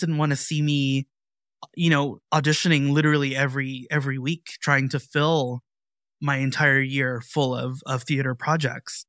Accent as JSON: {"language": "English", "town": "Seattle", "region": "Washington", "country": "United States", "tie": "born or raised there", "said": "I was born and raised in Seattle, Washington."}